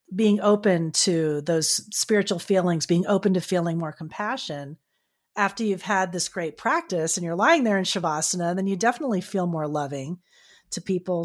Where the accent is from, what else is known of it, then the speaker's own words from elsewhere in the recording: South Florida, United States; I'm from South Florida, so I was in Miami walking around at the time